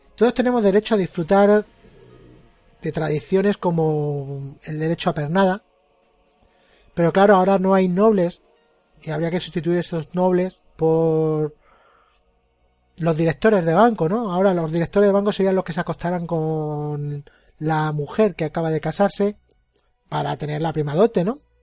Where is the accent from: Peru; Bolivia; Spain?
Spain; Pues yo soy español